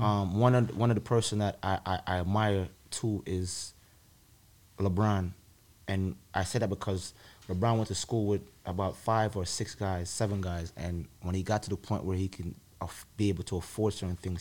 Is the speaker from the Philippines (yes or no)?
no; Jamaica; moved away; growing up in Jamaica and the, the, eight years I lived there and going to school there